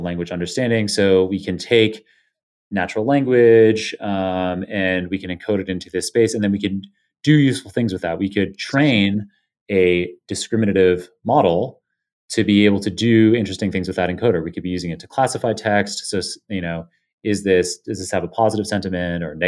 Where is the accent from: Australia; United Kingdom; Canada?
Canada; I'm Canadian